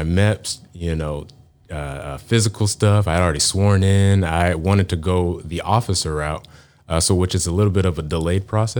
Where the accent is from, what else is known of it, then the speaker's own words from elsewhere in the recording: Garland, Texas, United States; Dallas is kind of where I call home. I grew up in the suburbs east of Dallas.